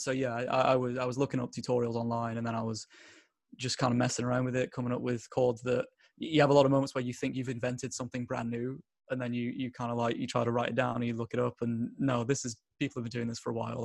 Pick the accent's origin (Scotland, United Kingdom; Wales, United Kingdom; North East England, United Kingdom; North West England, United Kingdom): North West England, United Kingdom; Bolton; I'm from a tiny little town in the borough of Bolton.